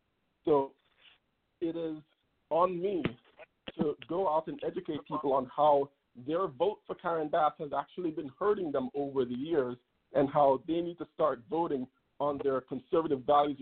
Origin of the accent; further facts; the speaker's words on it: Jamaica; now in Los Angeles, United States; I came from Jamaica with my family in 2002, became a U.S. citizen in 2012